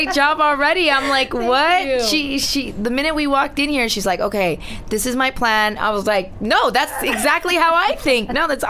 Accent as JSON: {"language": "English", "town": "Laguna Hills", "region": "California", "country": "United States", "tie": "born or raised there", "first_language": "Spanish", "second_language": "English", "said": "I was, you know, in ESL classes, and our family was one of the first Latinos, mm-hmm. you know, minority groups in the city that I grew up"}